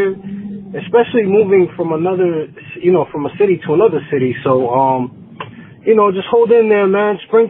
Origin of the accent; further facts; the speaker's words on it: New York, United States; I'm from New York.